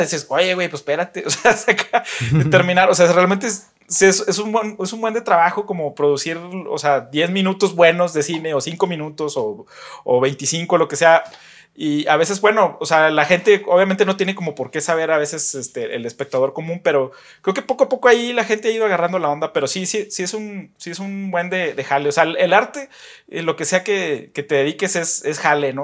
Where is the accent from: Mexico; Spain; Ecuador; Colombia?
Mexico; Saltillo, Coahuila; la gente que somos de acá de Saltillo